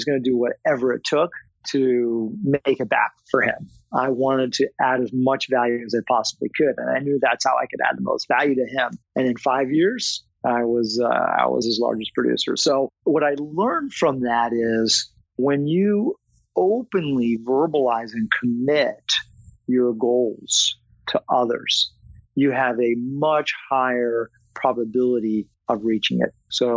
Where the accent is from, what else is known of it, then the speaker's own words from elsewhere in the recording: Northern Virginia, United States; also born or lived in Florida; I grew up in Virginia, Northern Virginia